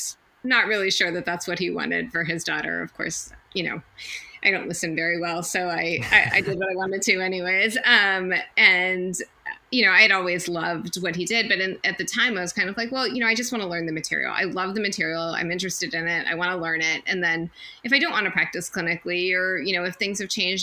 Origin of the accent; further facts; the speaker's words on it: Pittsburgh, Pennsylvania, United States; moved away as an adult; also born or lived in Providence, Rhode Island / Philadelphia, Pennsylvania / New York / Chapel Hill, North Carolina; I'm from Pittsburgh, Pennsylvania, originally